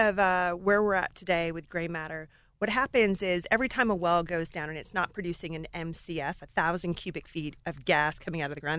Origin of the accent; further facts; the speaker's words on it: Alaska, United States; moved away as an adult; also born or lived in Colorado; So I grew up in Alaska in a gold mine.